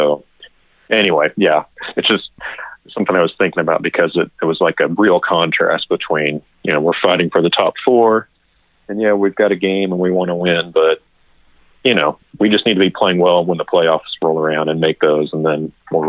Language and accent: English; Kansas City, United States; I grew up in Kansas City